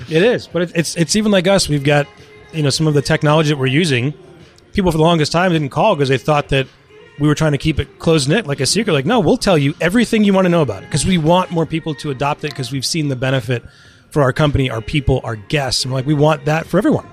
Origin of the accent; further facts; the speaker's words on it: Westborough, Massachusetts, United States; also born or lived in London; I grew up in Westboro